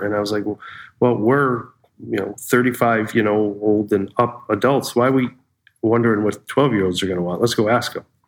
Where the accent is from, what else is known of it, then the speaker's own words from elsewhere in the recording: Pittsfield, Massachusetts, United States; I grew up in Pittsfield, Massachusetts, in Western Mass, real Western Mass